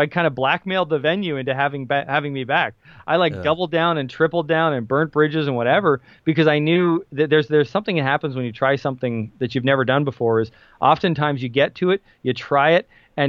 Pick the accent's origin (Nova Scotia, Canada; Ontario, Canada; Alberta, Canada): Ontario, Canada; Kitchener; he lived in Kitchener, Waterloo, Ontario, is where my hometown is, if anybody wants to look that up.